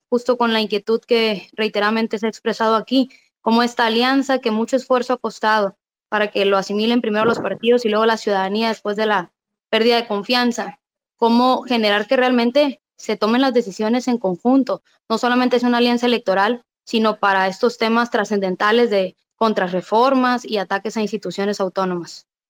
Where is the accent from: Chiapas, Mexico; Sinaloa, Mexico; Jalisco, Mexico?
Sinaloa, Mexico; soy de Sinaloa